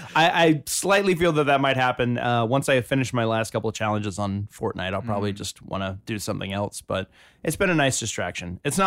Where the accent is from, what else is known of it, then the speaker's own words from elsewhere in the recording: Georgia, United States; moved away; I'm from Georgia